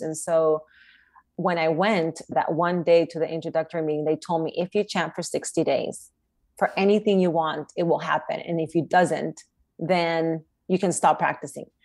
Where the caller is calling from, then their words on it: Los Angeles, California, United States; I am calling from Los Angeles, California